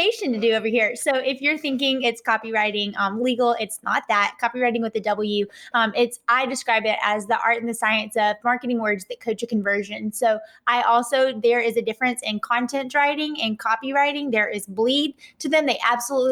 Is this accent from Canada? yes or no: no; Atlanta, Georgia, United States; accent: Southern (implied Georgia); Based off my accent, I am here in Atlanta, Georgia